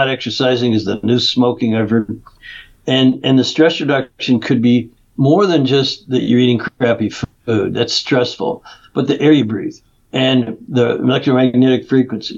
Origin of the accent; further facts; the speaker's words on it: Canada; moved away as an adult; now in California, United States; I grew up in Canada, even though I've been in California 30 years.